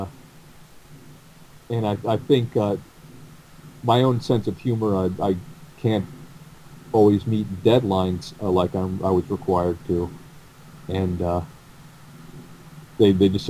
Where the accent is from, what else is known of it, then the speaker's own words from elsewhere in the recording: New York City, New York, United States; I'm mostly a New Yorker